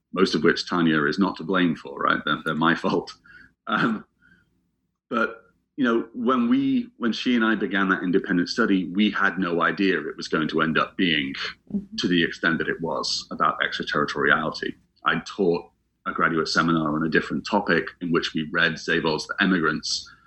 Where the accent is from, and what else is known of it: England, United Kingdom; moved away as an adult; also born or lived in Scotland